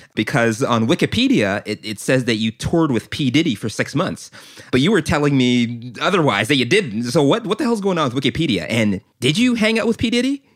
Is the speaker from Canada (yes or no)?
yes; Canada; I am Canadian